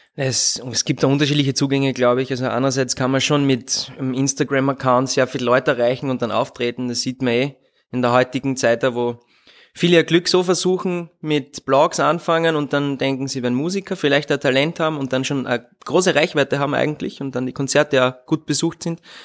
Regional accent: Leibnitz, Styria, Austria; first language German; ich bin gebürtiger Südsteirer und bin Leibniz zur Schule gegangen

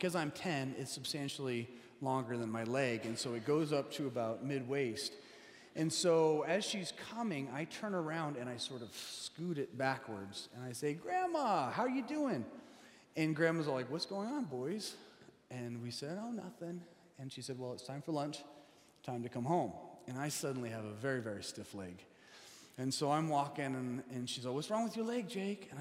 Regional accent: Colorado, United States; now in Seattle, United States; We grew up in Colorado

